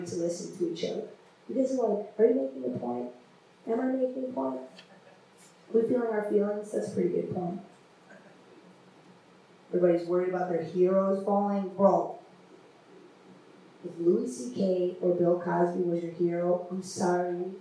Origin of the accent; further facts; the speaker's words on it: India; moved away; I come from India.